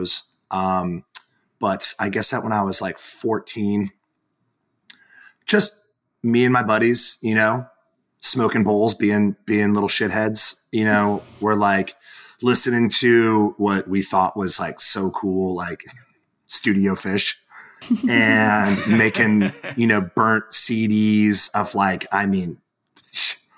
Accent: Charleston, South Carolina, United States; my hometown

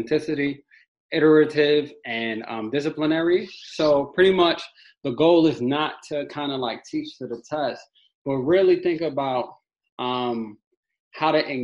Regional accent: New York City, New York, United States; also born or lived in Harlem; I'm from Brownsville, Brooklyn

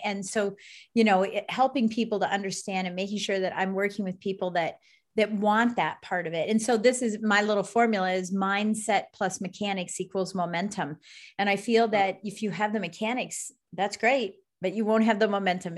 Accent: Colorado Springs, Colorado, United States; I'm from Colorado Springs, Colorado

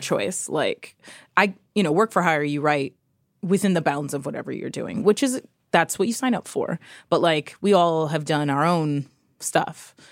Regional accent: New York City, New York, United States; I grew up in New York City. I grew up in the Lower East Side.

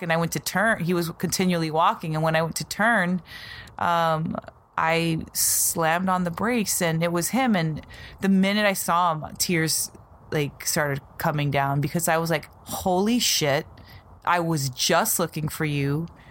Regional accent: Las Vegas, Nevada, United States; So we're from Vegas, and I had moved to Green Valley, and we're on the east side right now.

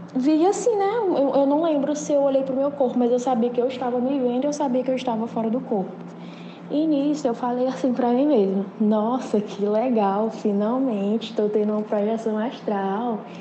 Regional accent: Teresina, Piauí, Brazil; eu sou de Teresina, Piauí

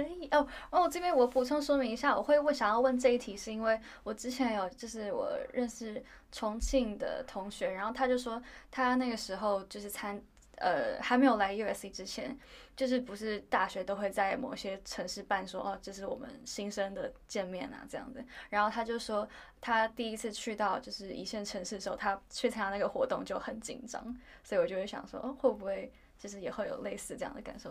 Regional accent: Taiwan; now in Los Angeles, United States; 我从小在台湾长大

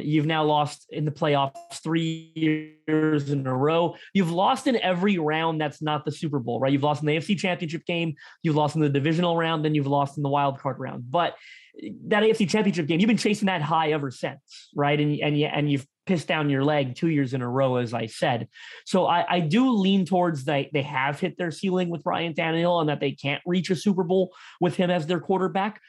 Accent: Toronto, Ontario, Canada; I'm from Toronto

